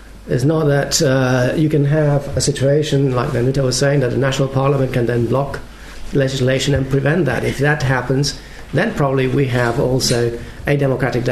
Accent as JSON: {"language": "English", "country": "Spain", "said": "I come from Spain"}